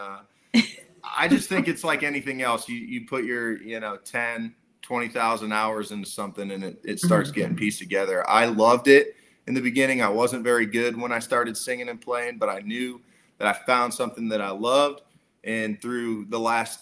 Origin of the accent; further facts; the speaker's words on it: Akron, Ohio, United States; I'm from Akron, Ohio. Well, little suburb of Akron, but that's kind of the closest area anybody would know. And I grew up fishing, hunting, playing football